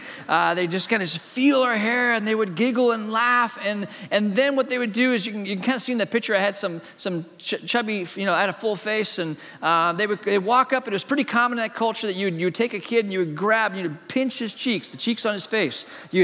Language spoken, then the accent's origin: English; Hong Kong; born there; As a kid, my parents are missionaries in China. I was born in Hong Kong.